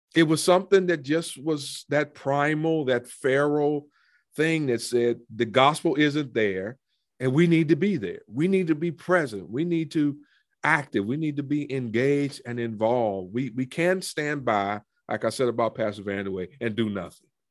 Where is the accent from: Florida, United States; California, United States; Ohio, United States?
Ohio, United States; Cleveland; moved away; I grew up in Cleveland. I'm, I'm a city boy